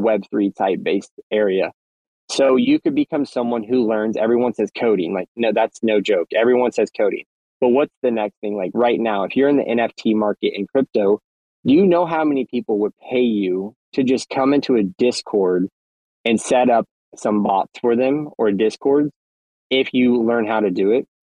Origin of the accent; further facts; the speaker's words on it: United States; I'm from the States